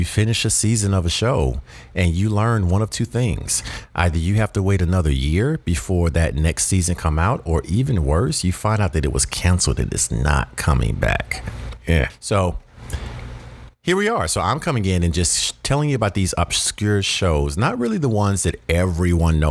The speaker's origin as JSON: {"language": "English", "region": "the South", "country": "United States", "said": "I personally feel like I'm from the South"}